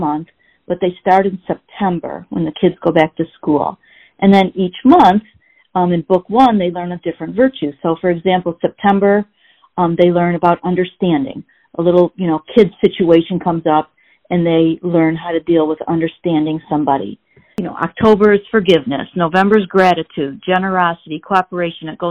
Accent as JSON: {"language": "English", "town": "Grosse Pointe", "region": "Michigan", "country": "United States", "tie": "born or raised there", "said": "I was born in Grosse Pointe, Michigan. I don't know if you're familiar with that area. It's a suburb outside of Detroit. And I was brought up, you know, in a pretty basic, you know, mom, dad, brother, and me"}